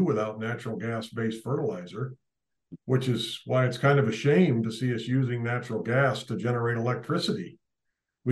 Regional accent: Spokane, Washington, United States; moved away as an adult; also born or lived in Idaho; now in California, United States; I was born and raised in Spokane

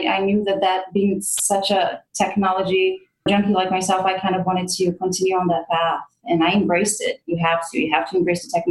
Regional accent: Brazil; moved away as an adult; also born or lived in United States; I grew up in Brazil knowing that I wanted to come to the United States and I wanted to come to college in the US.

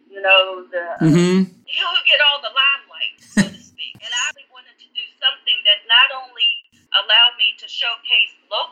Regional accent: West Virginia, United States; now in Washington, D.C., United States; Growing up in West Virginia, I was very blessed

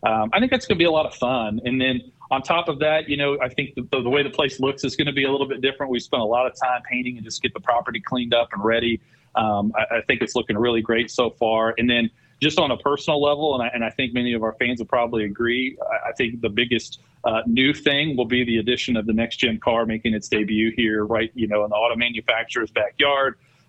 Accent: Central Missouri, United States; moved away as an adult; also born or lived in Kansas; now in Michigan, United States; I grew up in Central Missouri. I went to school and studied marketing.

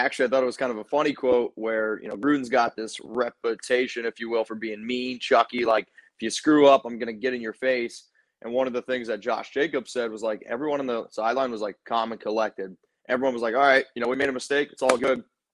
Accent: Central Pennsylvania, United States; growing up in Central Pennsylvania, shout out to the 570

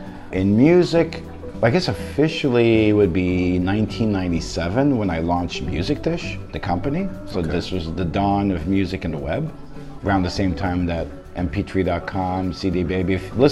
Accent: New York, United States; moved away as an adult; now in Beijing, China; Okay, so I'm from New York. Came to China first time in 2009. I'm an adopted New Yorker. Beijing has adopted me.

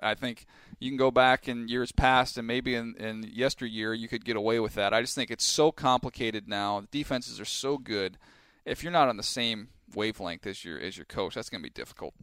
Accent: San Diego, California, United States; I grew up in San Diego

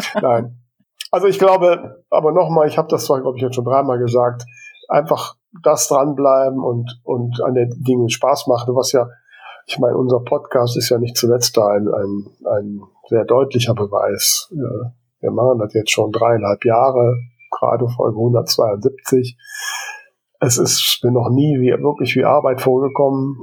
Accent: Krefeld, North Rhine-Westphalia, Germany; meinem Geburtsort

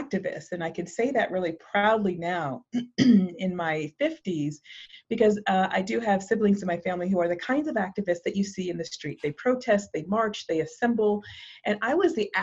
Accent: Massachusetts, United States; I am from Massachusetts, from New England, and I grew up in a small beach town

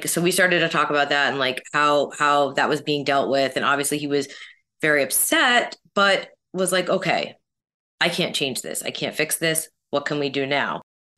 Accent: Canada; you know, as a Canadian, like still aspects of that.

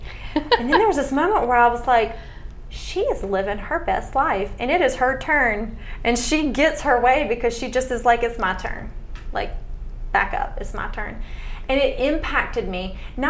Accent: the South, United States; born and raised in the South

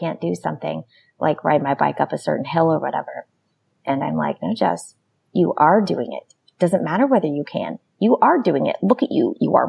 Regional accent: United States; I'm American.

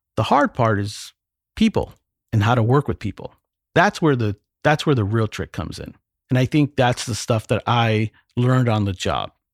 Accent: Montebello, California, United States; I'm born and raised in Los Angeles in a little city called Montebello

